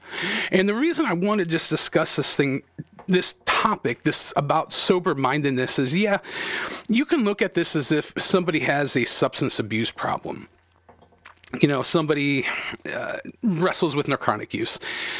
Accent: United States; as an American in the country that you were born and raised.

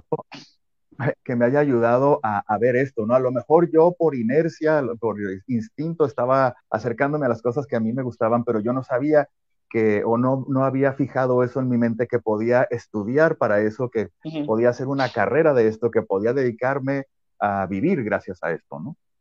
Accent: Guadalajara, Jalisco, Mexico; moved away as an adult; now in Culiacán, Mexico; yo soy originario de Guadalajara y eh, yo empecé todo esto allá y me vine para acá

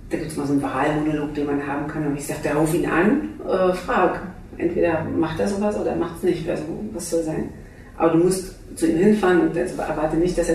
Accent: Halle, Saxony-Anhalt, Germany; als wir unsere Studenten in Halle, wo ich herkomme, vom Theater, verabschiedet haben

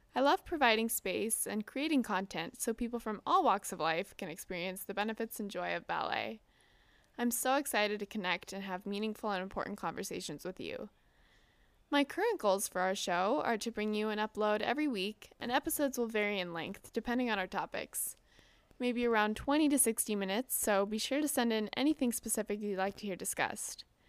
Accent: Southern California, United States; I'm from Southern California

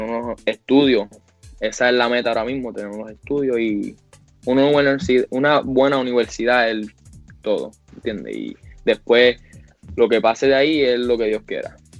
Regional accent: Puerto Rico; moved away; los puertorriqueños jugamos con el corazón

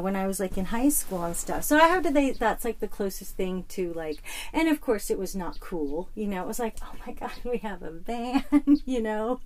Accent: Arizona, United States; also born or lived in Hackensack, New Jersey / Kinnelon, New Jersey; I was born in Hackensack, okay. New Jersey and lived in like the country, like Kinnelon. Mm-hmm. And then we moved to Arizona when I was seven

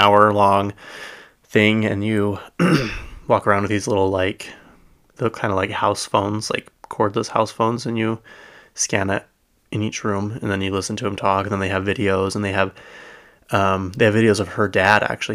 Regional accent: United States; we grew up in America

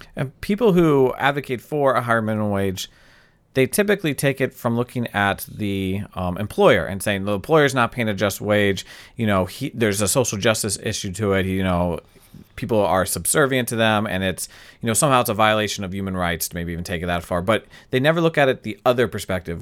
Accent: United States; we, as American

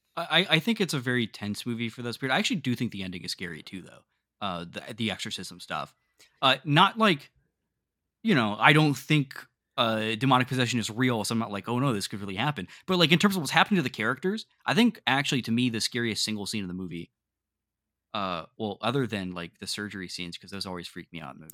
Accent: the North, Northern United States, United States; as a northern boy

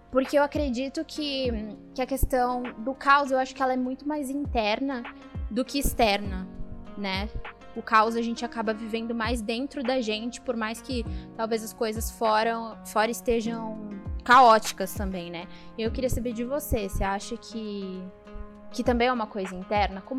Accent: São Caetano do Sul, São Paulo, Brazil; now in São Paulo, Brazil; Quem não sabe, eu não sou aqui de São Paulo, sou de São Caetano. E eu sou de uma época de São Caetano que, assim, não tinha nada, era bem uma cidade de interior.

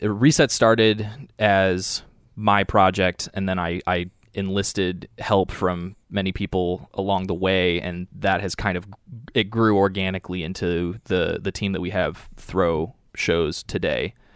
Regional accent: Cleveland, Ohio, United States; now in Chicago, United States; I grew up in Cleveland, Ohio

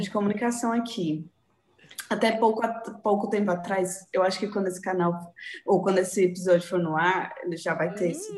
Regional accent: Santo André, São Paulo, Brazil; Sou natural de Santo André, São Paulo

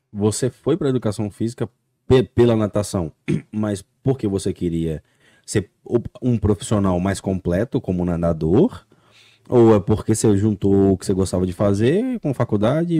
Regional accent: Conselheiro Pena, Minas Gerais, Brazil; now in United States; eu sou natural de uma cidade chamada Conselheiro Pena

